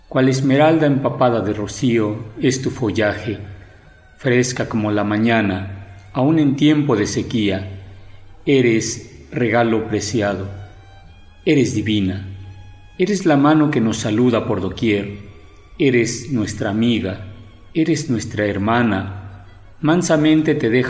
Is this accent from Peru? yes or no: no; San Felipe Otlaltepec, Puebla, Mexico; Soy originario de San Felipe Tlaltepec, Tepeji de Rodríguez Puebla. Además del español, hablo ngiwa y náhuatl.